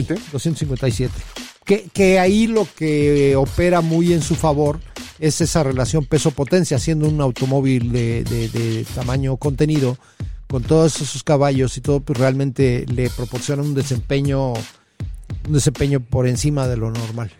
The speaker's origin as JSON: {"language": "Spanish", "country": "Mexico"}